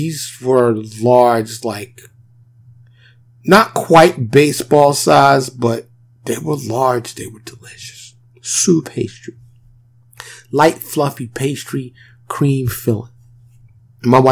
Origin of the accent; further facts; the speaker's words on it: New York City, New York, United States; now in Dallas, United States; I'm born and raised in New York, I live in the suburb of Dallas, Texas